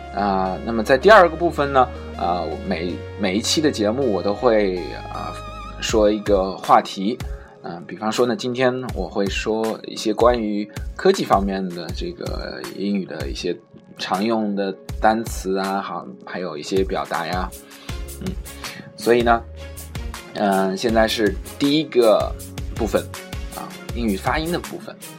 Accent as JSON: {"language": "Chinese", "country": "China", "said": "我们中国人是，可能发得不是很夸张的时候"}